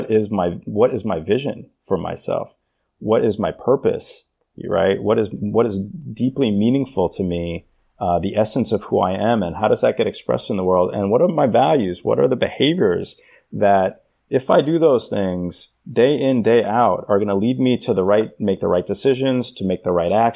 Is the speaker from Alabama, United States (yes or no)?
no; New York City, New York, United States; I grew up in New York City in the 80s and 90s